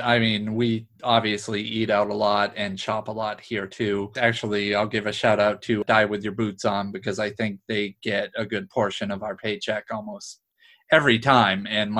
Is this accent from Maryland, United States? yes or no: no; Newburyport, Massachusetts, United States; also born or lived in New York / Somerville, Massachusetts; now in Salem, United States; I grew up in Newburyport, and we moved closer to here, but we were down in the Somerville area